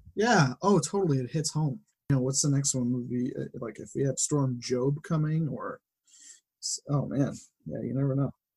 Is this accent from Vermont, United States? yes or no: no; West Springfield, Massachusetts, United States; I grew up in West Springfield